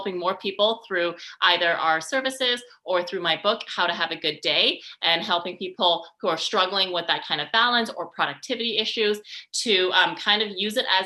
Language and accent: English; Canada; also born or lived in Montreal; I am from Canada